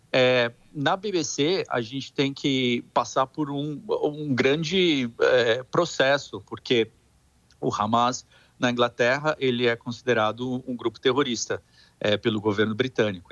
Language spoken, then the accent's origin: Portuguese; São Paulo, Brazil; moved away; Eu sou de, eu, sou de São, eu sou de São Paulo